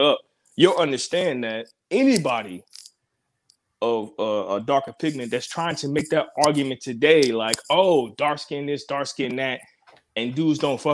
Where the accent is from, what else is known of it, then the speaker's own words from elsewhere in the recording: Virginia, United States; also born or lived in the North (US); Raised in VA.